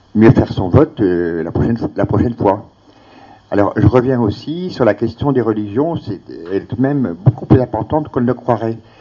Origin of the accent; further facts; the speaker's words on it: France; ici chez nous en France